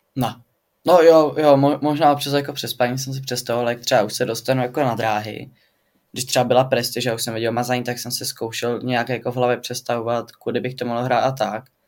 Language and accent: Czech; Pardubice, Pardubice Region, Czechia; Studuju sportovní gymnázium tady u nás v Pardubicích